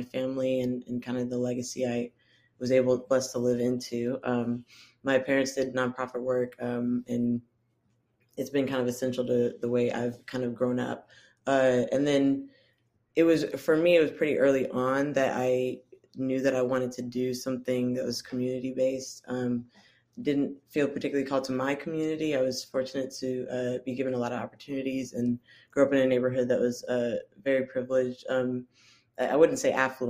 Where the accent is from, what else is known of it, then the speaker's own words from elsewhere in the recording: Central Florida, United States; also born or lived in Washington, D.C. / East Tennessee / California; now in Memphis, United States; I am from Florida originally, Central Florida area.